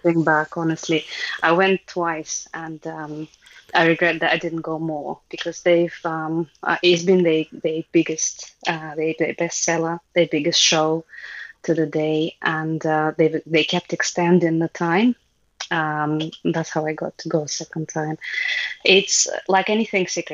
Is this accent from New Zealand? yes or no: no; Russia; moved away as an adult; now in United Kingdom; I grew up in Soviet Union.